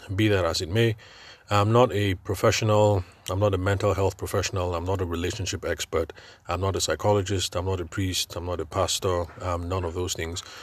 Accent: Nigeria; I'm Nigerian and I'm podcasting from Nigeria

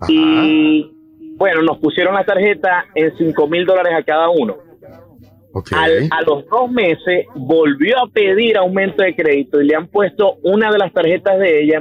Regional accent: Venezuela; moved away as an adult; now in United States; Venimos de Venezuela. Mi esposa y yo

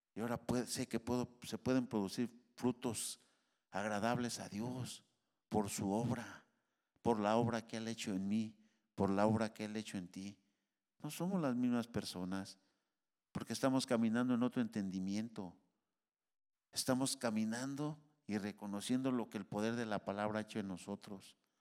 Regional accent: Mexico; now in United States; Pues si yo soy de aquí, aquí nací. Soy mexicano hasta, hasta las cachas

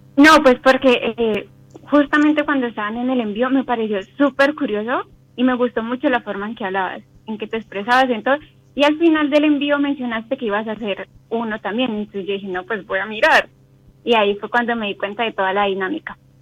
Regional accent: Cali, Valle del Cauca, Colombia; De Colombia, Cali, Colombia.

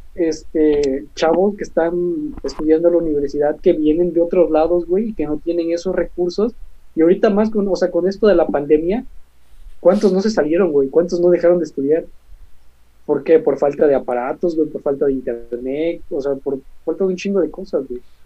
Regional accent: Mexico; also born or lived in Xalapa; no tanto como estudiantes de derecho, sino también pues como mexicanos

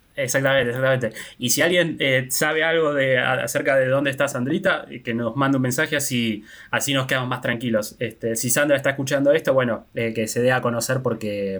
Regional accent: Argentina; nosotros todos somos argentinos

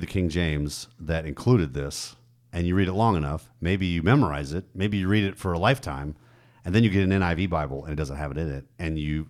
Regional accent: Germany; Like, I grew up in Germany.

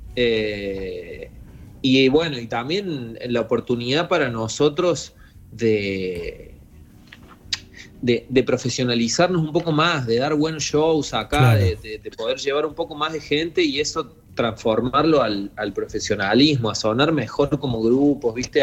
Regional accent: Río Tercero, Córdoba, Argentina; moved away; somos dos pibes de Río Tercero, ya no tan pibes. Sí, sí. Pero, pero éramos dos pibes que vivían en Río Tercero, que era una ciudad muy chica del interior

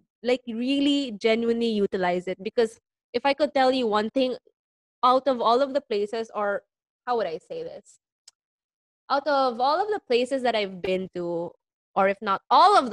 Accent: Philippines; being a Filipino

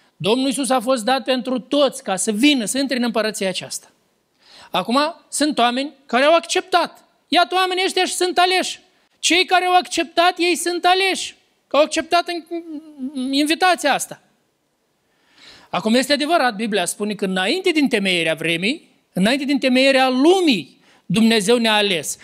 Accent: Lăpușna, Hîncești District, Moldova; din satul meu de Baștin, din Lăpușna

